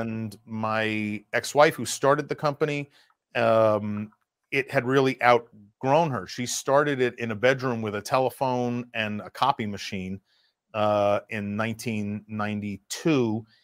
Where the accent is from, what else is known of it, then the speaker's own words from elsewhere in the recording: New York, United States; moved away as an adult; also born or lived in Russia / Cambodia; Being a New Yorker